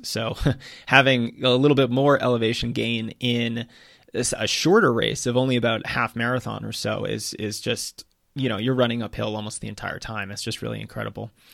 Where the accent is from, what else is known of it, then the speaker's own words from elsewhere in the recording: Massachusetts, United States; growing up in Massachusetts